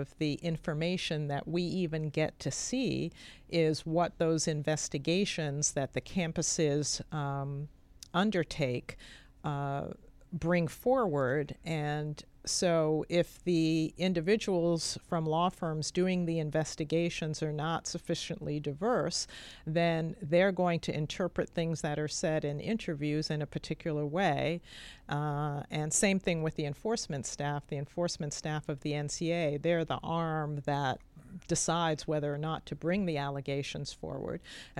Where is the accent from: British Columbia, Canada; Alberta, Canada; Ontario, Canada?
Ontario, Canada; London; also born or lived in New York City, United States; I grew up in London, Canada, and New York City.